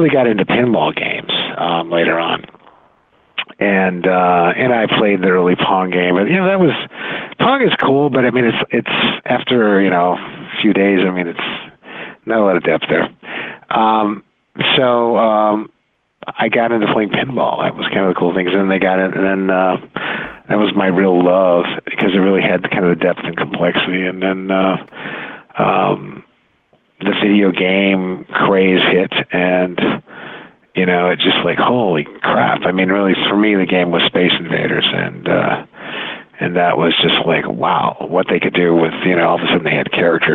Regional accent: Silicon Valley, California, United States; now in Glenview, United States; I grew up out in Silicon Valley, and as a kid, I would hang around Stanford University

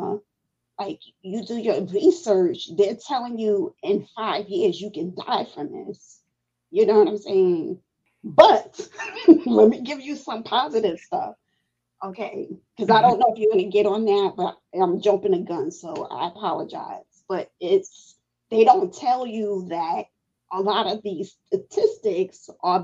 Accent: New York City, New York, United States; I grew up in Brighton Beach, Brooklyn, New York

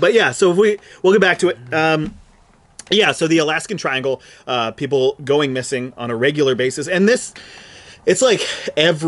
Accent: Montana, United States; I'm from Montana. Like, I'm a Montana boy. I was raised in the woods.

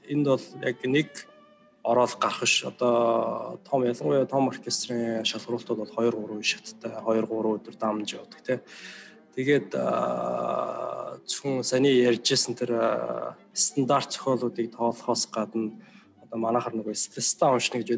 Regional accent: Mongolia; moved away as an adult; now in United States; би Монголоос ирсэн

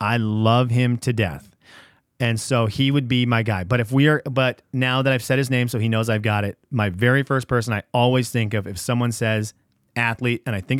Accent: Venezuela; now in United States; my parents, growing up in Venezuela, they didn't have video game consoles.

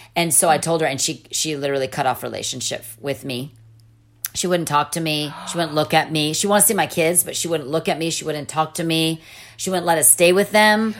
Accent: California, United States; moved away as an adult; also born or lived in Jordan; I was from California

